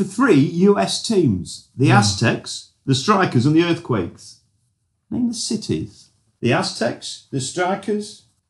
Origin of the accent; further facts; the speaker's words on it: Scunthorpe, Yorkshire and the Humber, United Kingdom; also born or lived in Skegness / Lincoln; I was born in Skegness. Stayed there for 6 years. My dad got a job in Scunthorpe. The only town, of course, with the four-letter word in it. Went from Scunthorpe, went to Lincoln, went to uni.